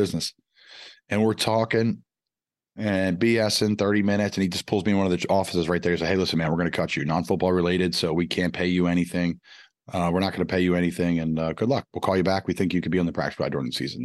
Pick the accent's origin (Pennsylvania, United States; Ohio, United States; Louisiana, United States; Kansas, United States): Pennsylvania, United States; Philadelphia; I'm from Philly